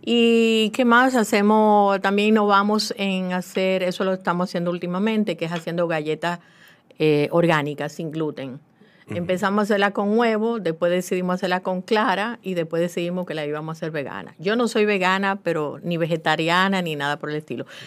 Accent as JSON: {"language": "Spanish", "region": "La Vega", "country": "Dominican Republic", "tie": "born or raised there", "said": "en La Vega, mi ciudad natal"}